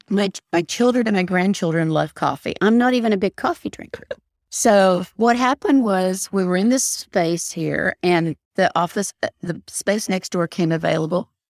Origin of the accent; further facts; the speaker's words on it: Knoxville, Tennessee, United States; now in Texas, United States; I was born and raised in Knoxville, Tennessee